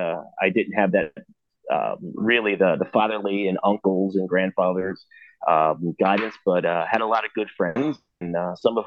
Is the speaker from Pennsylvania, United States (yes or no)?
yes; Lancaster, Pennsylvania, United States; being a traditional East Coast hunter. I'm from Lancaster, Pennsylvania.